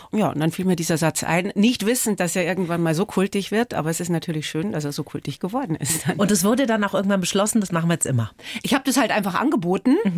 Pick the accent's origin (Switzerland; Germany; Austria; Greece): Germany; Altötting, Bavaria; Geprägt haben mich meine Jugend in Altötting, der Sound von … und das Glück, eine junge Mutter zu sein.